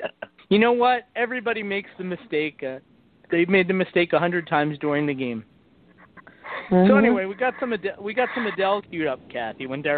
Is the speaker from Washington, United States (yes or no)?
no; New York City, New York, United States; It's me. I come from New York City.